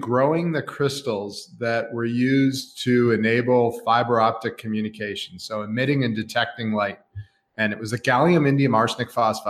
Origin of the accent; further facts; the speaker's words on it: Lexington, Massachusetts, United States; I actually grew up just outside of Boston in Lexington, Mass.